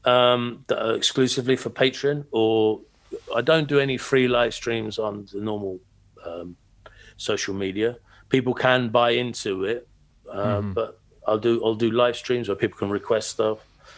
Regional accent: Peterborough, East of England, United Kingdom; moved away as an adult; now in Cambridge, United Kingdom; I grew up in Peterborough. I was born Peterborough

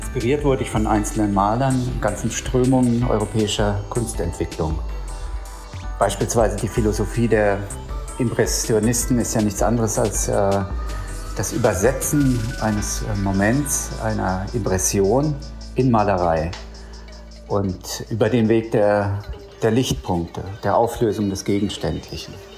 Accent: Germany; ich empfinde mich dann gerade, wenn ich im Ausland bin, ähm, ja, als, äh, als Deutscher

